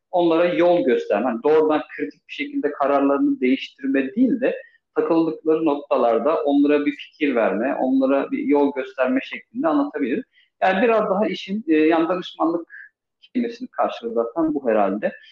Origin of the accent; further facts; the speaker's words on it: Istanbul, Turkey; born there; Ee, 1982 İstanbul doğumluyum.